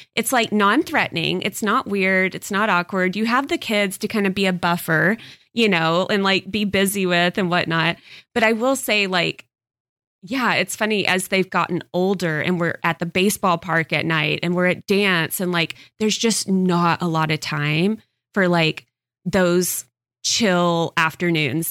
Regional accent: Texas, United States; moved away; I did not grow up here. So, I I grew up in Texas and I moved here

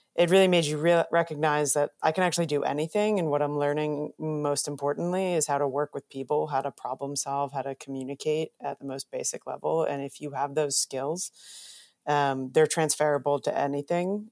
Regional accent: suburbs of New York, United States; I'm a New Yorker, grew up in the suburbs of New York

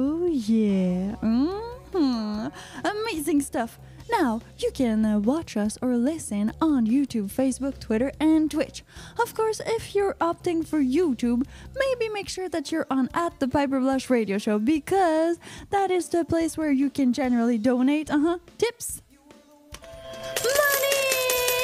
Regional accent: Quebec, Canada; I'm from Quebecois origins

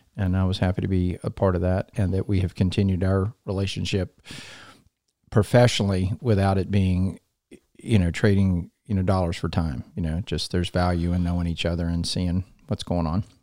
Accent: Columbia, South Carolina, United States; also born or lived in Atlanta, Georgia; I grew up here in Columbia.

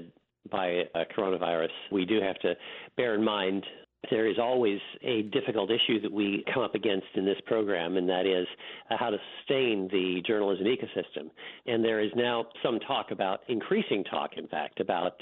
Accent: South Dakota, United States; moved away; when I was a kid growing up in South Dakota

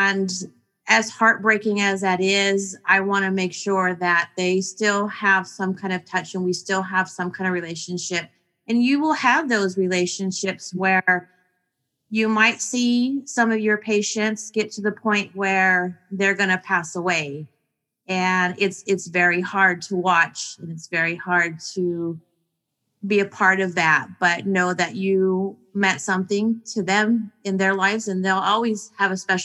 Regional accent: San Bernardino, California, United States; From San Bernardino

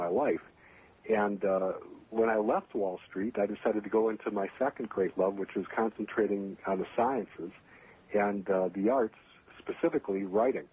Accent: Chicago, Illinois, United States; moved away as an adult; also born or lived in Minnesota / West Coast / Las Vegas / New York City; I was born in Minnesota, but I grew up in the Chicagoland area where I happen to be right now.

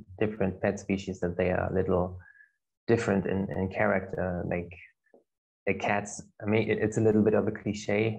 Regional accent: Germany; now in Nijmegen, Netherlands; from Germany. I'm studying psychology in Nijmegen in Holland

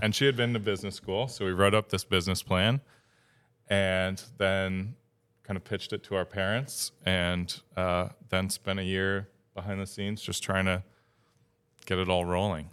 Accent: Upstate New York, United States; moved away as an adult; now in Maine, United States; Upstate New York

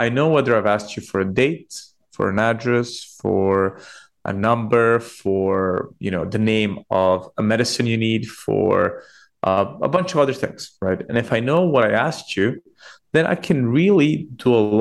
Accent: Belgrade, Serbia; moved away as an adult; now in United Kingdom; I'm Serbian. I was born in Belgrade, grew up there, came to the UK to study

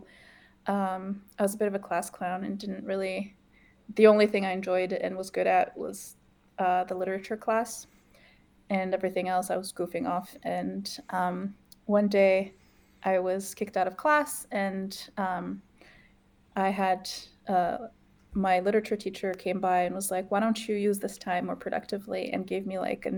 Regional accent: Morocco; now in Canada; I grew up in Morocco in Africa

